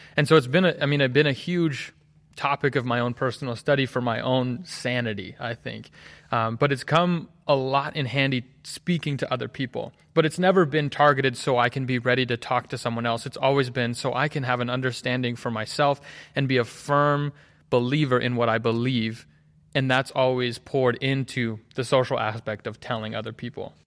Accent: Hagerstown, Maryland, United States; moved away as an adult; now in Collegedale, United States; I'm from Hagerstown, Maryland. Grew up there, born and raised.

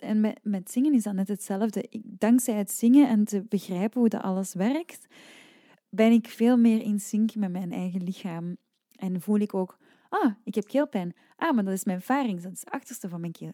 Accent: Leuven, Flanders, Belgium; ik ben van Leuven en bijvoorbeeld als ik tien jaar was, dan ging ik naar de lokale academie. En de academie hier in Leuven is enkel klassiek

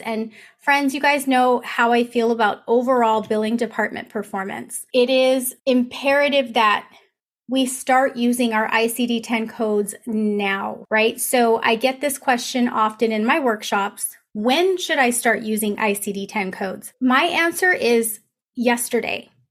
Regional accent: Riverside, California, United States; Riverside, California, which is my hometown.

